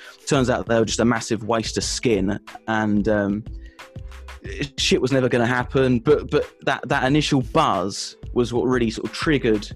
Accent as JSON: {"language": "English", "region": "England", "country": "United Kingdom", "said": "I'm English."}